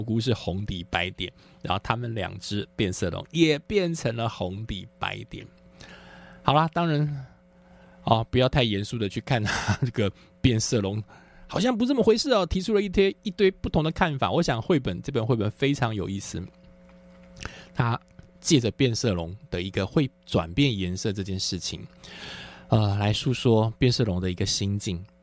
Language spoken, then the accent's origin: Chinese; Taiwan; 因为我是在眷村长大的，所以我们眷村的那个，那个环境呢，刚好是在市区和乡村的中间